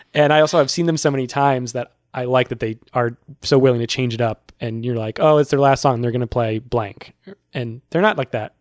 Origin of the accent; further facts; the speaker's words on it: Worcester, Massachusetts, United States; now in Brooklyn, New York, United States; My hometown has the Worcester Palladium